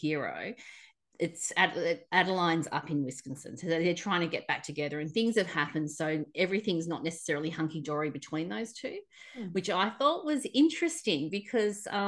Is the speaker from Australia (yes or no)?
yes; Australia; the Aussie that bakes in the sun on Christmas Day